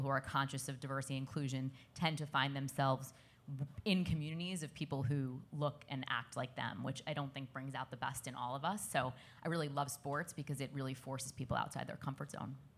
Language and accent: English; New York City, New York, United States; I grew up in Brooklyn, which is melting pot of the world